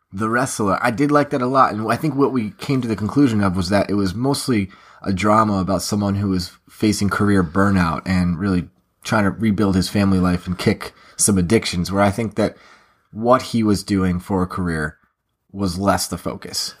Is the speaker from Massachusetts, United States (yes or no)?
yes; Massachusetts, United States; growing up in Massachusetts